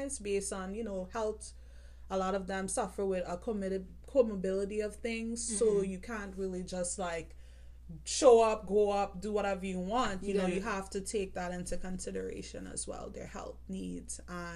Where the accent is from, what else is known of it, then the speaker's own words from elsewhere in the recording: Trinidad & Tobago; now in United States; I'm originally from Trinidad and Tobago.